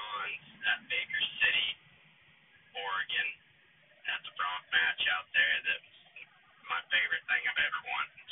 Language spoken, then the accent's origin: English; West Palm Beach, Florida, United States; moved away; I grew up in near West Palm